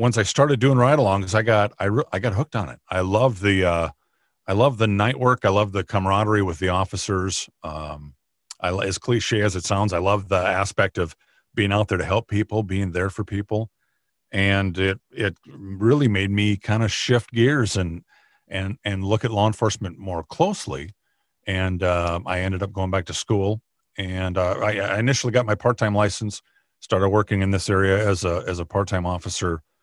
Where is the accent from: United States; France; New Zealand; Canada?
United States; Minnesota; also born or lived in Arizona / Nebraska / Kansas; I grew up in Minnesota, in the, in the county that I work in now.